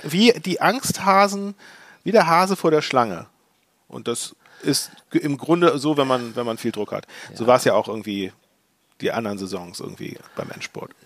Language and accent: German; Hamburg, Germany; als Hamburger